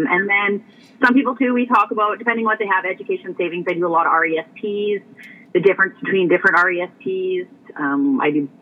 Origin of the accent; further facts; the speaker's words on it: Alberta, Canada; moved away as an adult; now in Saskatchewan, Canada; I was born and raised in Alberta